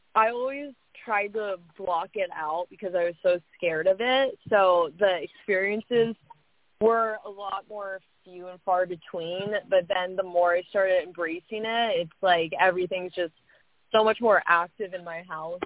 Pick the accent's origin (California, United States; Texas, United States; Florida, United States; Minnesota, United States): California, United States; Huntington Beach; I grew up in Huntington also.